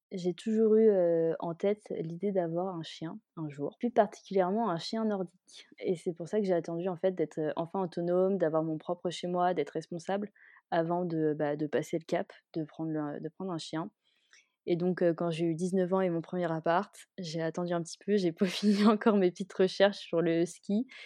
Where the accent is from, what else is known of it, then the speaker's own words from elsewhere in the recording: Kuala Lumpur, Malaysia; J'ai passé mon enfance à Kuala Lumpur en Malaisie, donc on va dire que c'est pas vraiment le même type d'animaux que ceux qu'on a en France, quoi.